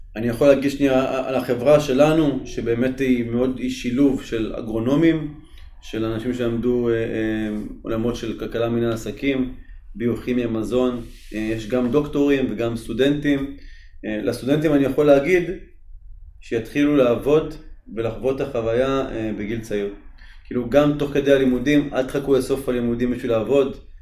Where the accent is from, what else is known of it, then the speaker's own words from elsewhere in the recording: Tzippori, Northern District, Israel; אני גדלתי במושב ציפורי